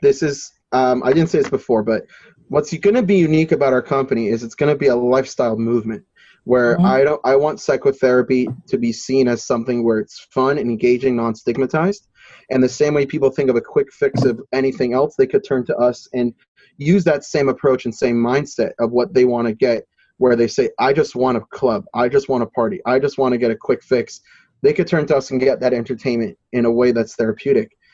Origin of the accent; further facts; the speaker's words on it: New Jersey, United States; my home state in New Jersey